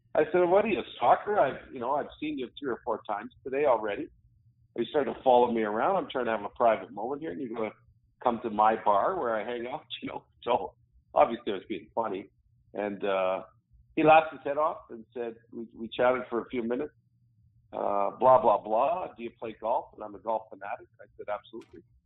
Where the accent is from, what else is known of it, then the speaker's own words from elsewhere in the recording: Sudbury, Ontario, Canada; moved away; also born or lived in Ottawa, Ontario / Edmonton, Alberta; I I grew up in Sudbury, Ontario, is where I'm from